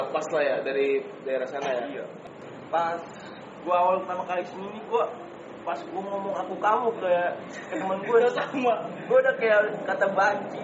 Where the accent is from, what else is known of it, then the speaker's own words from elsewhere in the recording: Lampung, Indonesia; now in Jakarta, Indonesia; gua dari Lampung